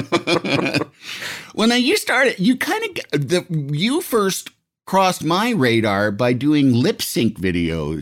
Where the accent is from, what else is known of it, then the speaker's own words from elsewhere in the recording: Illinois, United States; I'm from Illinois